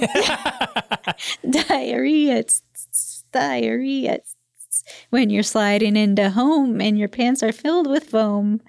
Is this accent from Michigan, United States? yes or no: yes; Michigan, United States